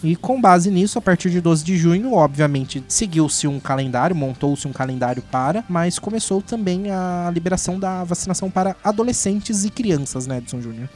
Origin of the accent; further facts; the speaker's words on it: Brazil; A gente é nipo-brasileiro